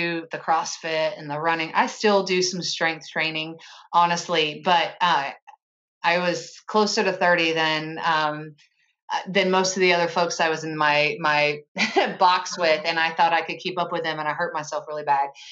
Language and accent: English; Chattanooga, Tennessee, United States; moved away as an adult; also born or lived in suburbs of Philadelphia; We're from Chattanooga